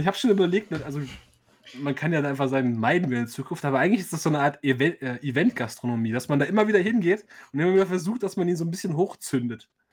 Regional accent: Frankfurt, Hesse, Germany; ich bin ja als gebürtiger Frankfurter, der eigentlich eher so aus, aus dem Randbezirk, aus dem Vorort kommt

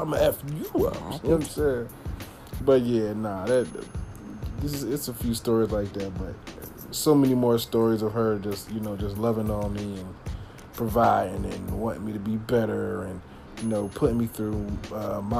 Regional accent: Philadelphia, Pennsylvania, United States; I'm from Philly

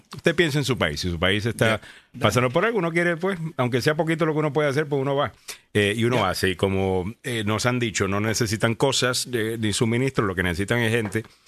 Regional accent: Cayey, Puerto Rico; yo soy de Calle, que es más campo.

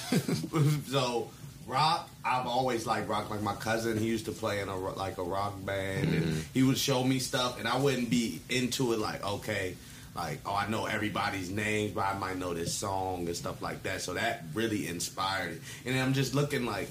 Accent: Mitchellville, Maryland, United States; we're from Mitchellville

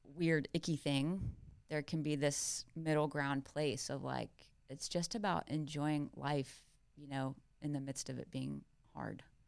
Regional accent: South Carolina, United States; I grew up in South Carolina.

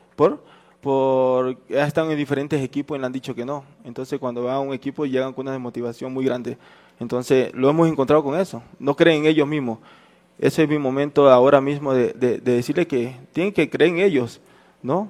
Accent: the Oriente, Amazon region, Ecuador; also born or lived in Esmeraldas (family); now in Quito, Ecuador; yo soy del Oriente, pero la mayoría de mi familia es Esmeralda

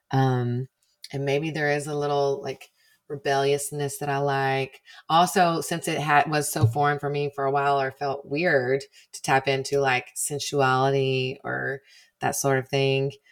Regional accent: Texas, United States; deep in the heart of the Bible Belt, too.

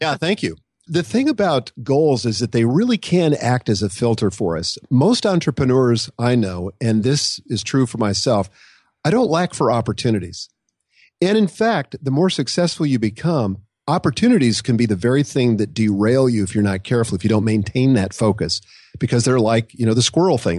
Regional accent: Nebraska, United States; I grew up in Nebraska

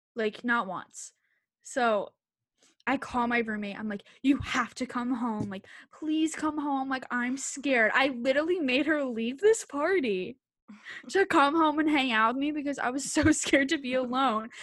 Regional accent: Bucks County, Pennsylvania, United States; also born or lived in Philadelphia; I'm from Bucks County, P A, it's, like, an, probably, like, an hour from Philly

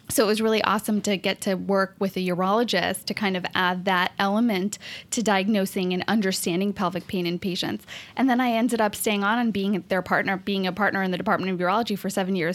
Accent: India; Ooh, so I actually did grow up in a family of doctors. I'm one of, I mean, okay, like I'm Indian. I guess it, it goes with the stereotype here.

